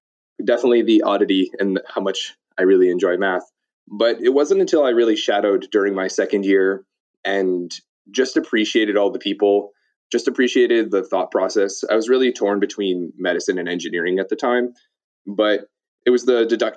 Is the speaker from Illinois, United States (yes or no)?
yes; Chicago area, Illinois, United States; moved away as an adult; also born or lived in North Carolina; all of my education prior to college was actually in the Chicago area